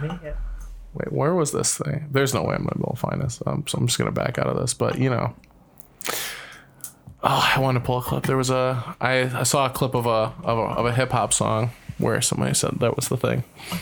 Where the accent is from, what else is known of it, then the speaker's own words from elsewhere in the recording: United States; I'm American.